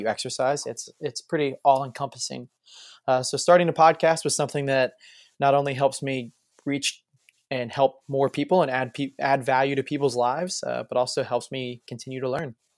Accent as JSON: {"language": "English", "town": "Springfield", "region": "Ohio", "country": "United States", "tie": "born or raised there", "moved": "as an adult", "lives_now": "Florida, United States", "said": "I'm from Springfield, Ohio."}